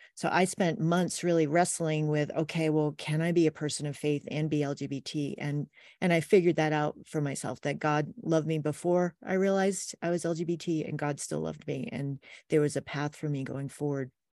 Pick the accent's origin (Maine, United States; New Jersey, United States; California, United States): Maine, United States; Wells; now in Pleasant View, Utah, United States; I grew up in rural Maine